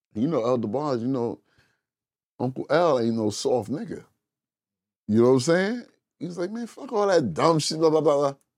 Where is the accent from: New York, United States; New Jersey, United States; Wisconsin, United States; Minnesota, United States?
New Jersey, United States; Englewood; we're from Inglewood, New Jersey